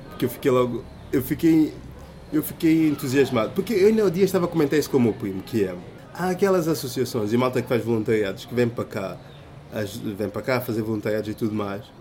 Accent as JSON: {"language": "Portuguese", "country": "São Tomé & Príncipe", "tie": "born there", "said": "e curiosamente é o país onde eu nasci, estás a ver? São Tomé."}